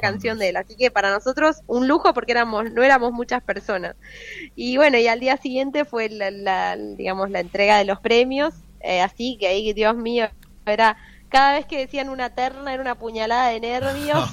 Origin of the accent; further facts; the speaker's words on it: Buenos Aires, Argentina; moved away as an adult; now in Franklin, United States; mi tierra